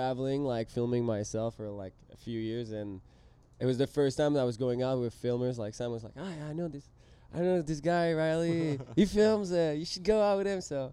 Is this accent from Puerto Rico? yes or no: no; Quebec, Canada; first language French; English is a second language; moved away as an adult; now in San Diego, United States; left kind of everything behind in Quebec